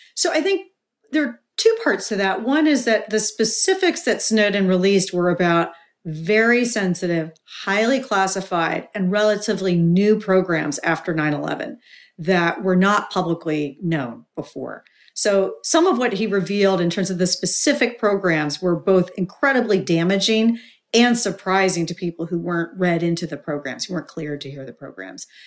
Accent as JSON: {"language": "English", "region": "Kentucky", "country": "United States", "tie": "born or raised there", "moved": "yes", "said": "I grew up in Kentucky"}